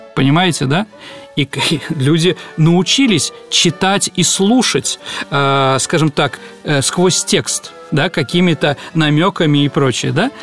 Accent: Saint Petersburg, Russia; я родом с Боровой, с Лиговки – то есть с этого бандитского района нашего э, города Ленинграда, Петербурга, Петрограда

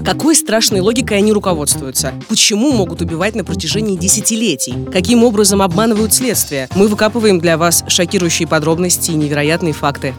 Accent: Rostov-on-Don, Rostov Oblast, Russia; now in Moscow, Russia; я родом из Ростова-на-Дону

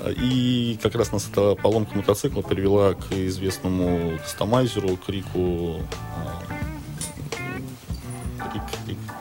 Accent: Russia; мы из России

